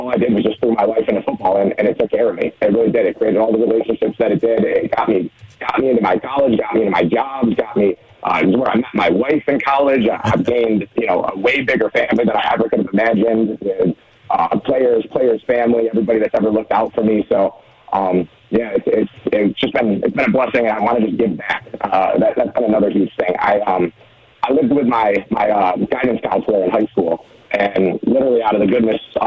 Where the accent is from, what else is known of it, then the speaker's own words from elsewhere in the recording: Western New York, United States; also born or lived in Oklahoma; now in Frederick County, Maryland, United States; growing up in Western New York